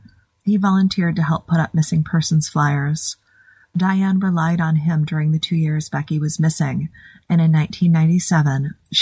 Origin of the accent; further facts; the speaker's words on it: Oakland County, Michigan, United States; the serial killer that I grew up with in Oakland County.